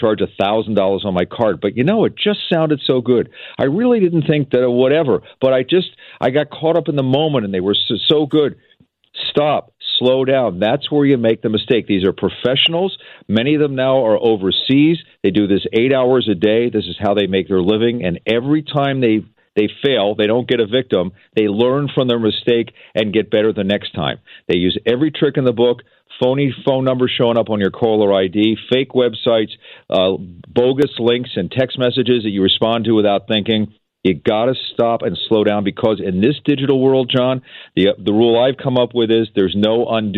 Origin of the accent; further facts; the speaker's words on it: East Coast, United States; now in Seattle, United States; I grew up on the East Coast